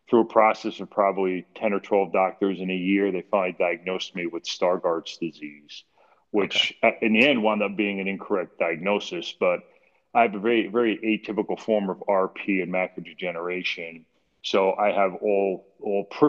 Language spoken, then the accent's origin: English; Clifton, New Jersey, United States; also born or lived in Millburn, New Jersey; Born and raised in Clifton, New Jersey, 1963